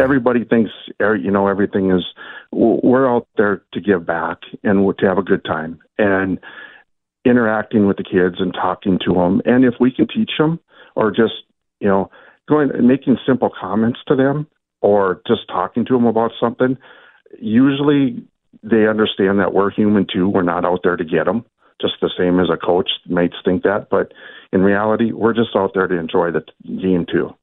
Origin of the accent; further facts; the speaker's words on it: Little Falls, Minnesota, United States; I grew up in Little Falls, so Swan Ville's right down the road